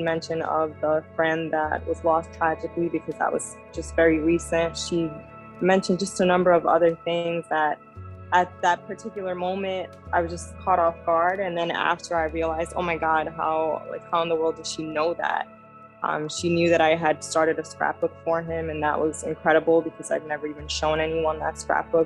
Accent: New York, United States; I'm from New York

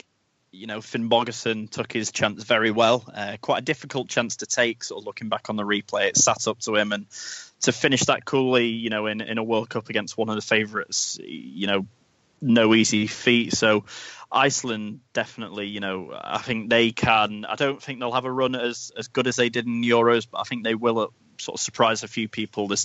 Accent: England, United Kingdom; as an Englishman

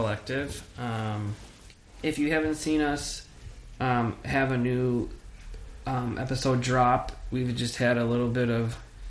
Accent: Minnesota, United States; as a Minnesotan

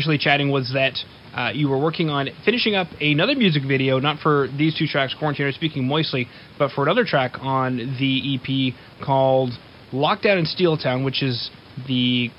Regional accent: Winnipeg, Manitoba, Canada; now in Edmonton, Canada; I'm not from Edmonton originally, I'm from Winnipeg

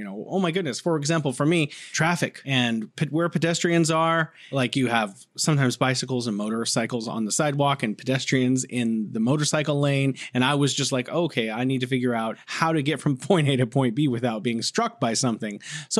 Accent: United States; I'm from the United States of America

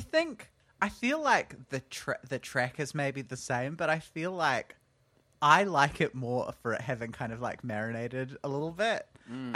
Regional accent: Auckland, New Zealand; also born or lived in Wellington; I grew up on the North Shore, and then as quickly as I could, I moved out of the North Shore and into town

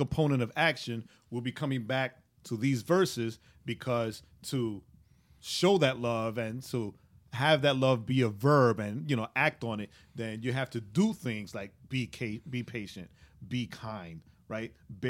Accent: New York, United States; I'm a New Yorker, right? Get out of here.

